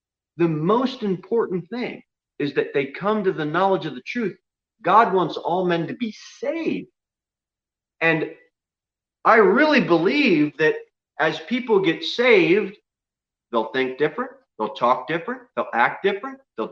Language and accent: English; United States; now in Tennessee, United States; I was born in the United States of America